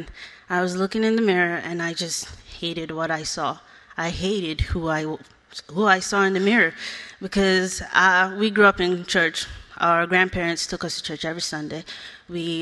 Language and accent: English; Nigeria; now in United States; I was born in Nigeria. I grew up without my parents.